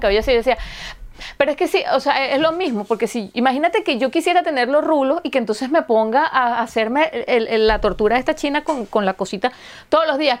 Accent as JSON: {"language": "Spanish", "town": "Caracas", "region": "Capital District", "country": "Venezuela", "moved": "yes", "lives_now": "Helsinki, Finland", "said": "yo vengo de Caracas"}